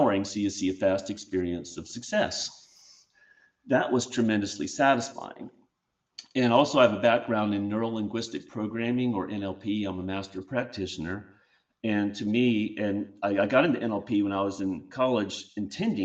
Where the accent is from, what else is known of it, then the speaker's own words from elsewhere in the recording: Charleston, South Carolina, United States; my hometown of Charleston, South Carolina